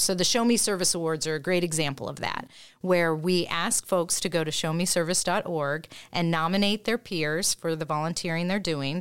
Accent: Indiana, United States; also born or lived in Topeka, Kansas; now in Jefferson City, United States; originally from Indiana

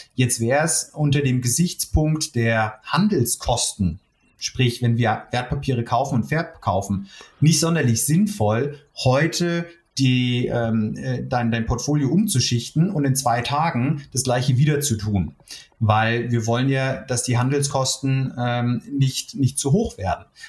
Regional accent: the Frankfurt area, Hesse, Germany; moved away as an adult; now in Munich, Germany; Ich komme sogar eigentlich aus der Gegend, aber bin mittlerweile doch in München auch sehr heimisch geworden

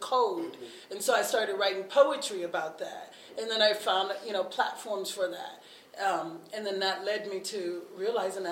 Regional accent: the South, United States; now in Twin Cities, United States; I grew up in the church and I grew up in the South

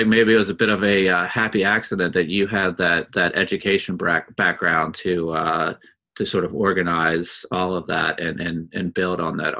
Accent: United States; I'm assuming as an American

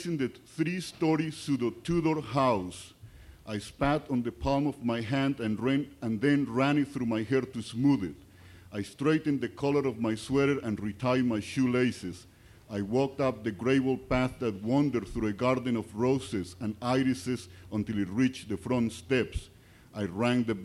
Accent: Colombia; English is a second language; moved away; I was born in Colombia

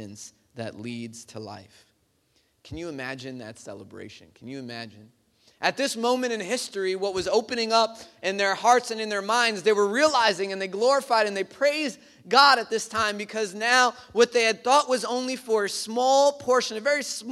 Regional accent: New York City, New York, United States; growing up in Bay Ridge

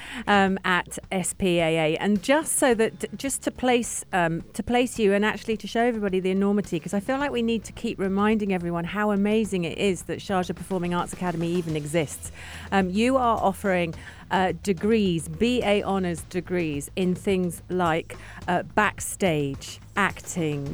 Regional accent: London, United Kingdom; now in United Arab Emirates; I'm from London, England.

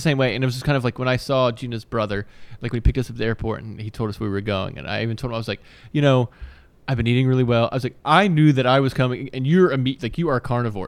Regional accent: Virginia, United States; I grew up in Virginia

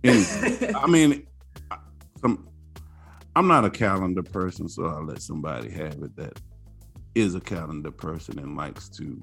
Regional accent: New Orleans, Louisiana, United States; I'm from New Orleans

